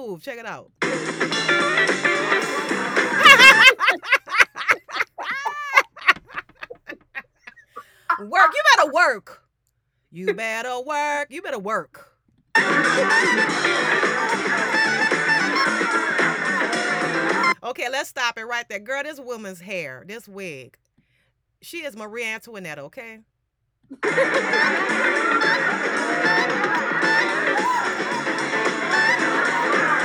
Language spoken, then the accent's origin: English; New Orleans, Louisiana, United States; my hometown